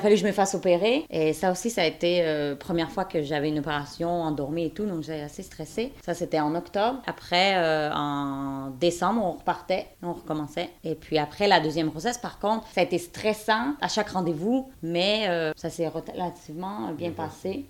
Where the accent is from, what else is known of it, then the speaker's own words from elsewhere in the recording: Quebec, Canada; now in Indiana, United States; je suis canadienne de Québec, mais j'habite euh, en Indiana, aux États-Unis